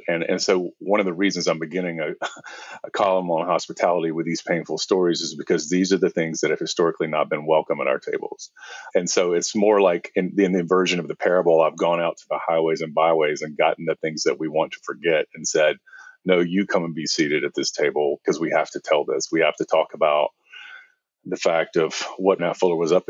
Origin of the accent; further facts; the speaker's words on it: the American South, United States; I grew up in the South, in the American South